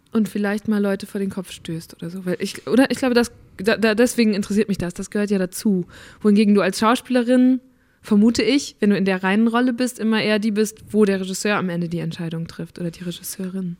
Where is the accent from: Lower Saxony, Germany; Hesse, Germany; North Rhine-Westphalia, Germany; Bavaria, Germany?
North Rhine-Westphalia, Germany; in NRW, wo ich aufgewachsen bin, also wirklich so richtiger Westen